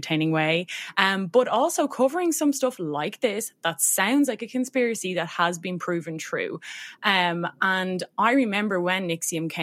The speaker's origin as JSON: {"language": "English", "country": "Ireland", "accent": "Irish", "said": "I'm Irish, if anyone hasn't guessed by my accent."}